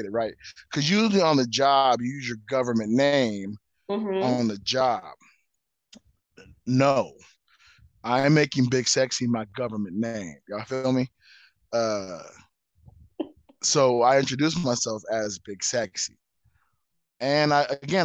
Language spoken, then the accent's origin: English; Southern California, United States; now in Las Vegas, United States; Born and raised in Southern California, current Vegas negative.